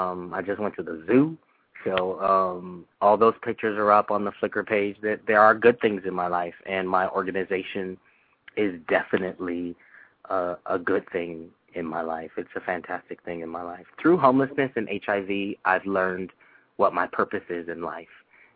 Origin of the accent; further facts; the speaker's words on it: Santa Monica, California, United States; I was born and raised in Santa Monica